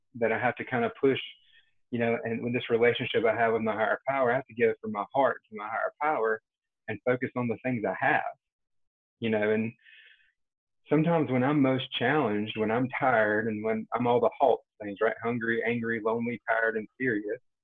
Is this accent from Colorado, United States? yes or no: no; Rocky Mount, Eastern North Carolina near Wilson, United States; now in Cary, United States; I'm from Eastern North Carolina near Wilson, Rocky Mount area